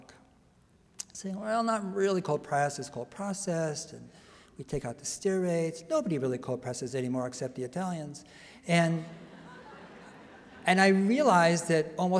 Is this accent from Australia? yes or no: no; San Mateo, California, United States; I was born in San Mateo